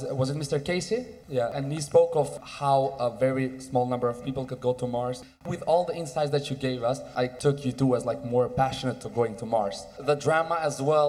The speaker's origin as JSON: {"language": "English", "region": "Istanbul", "country": "Turkey", "said": "I come from Istanbul, Turkey"}